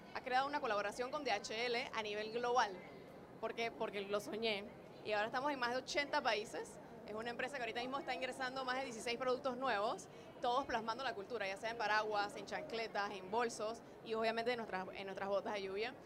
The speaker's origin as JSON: {"language": "Spanish", "country": "Panama", "said": "Undercover es una empresa panameña, porque soy panameña, no sé por qué dicen que no, pero sí soy panameña"}